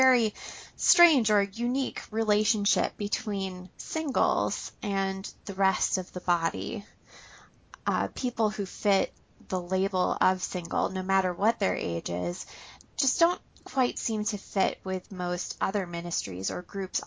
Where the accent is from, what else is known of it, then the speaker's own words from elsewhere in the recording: Minnesota, United States; raised here in Minnesota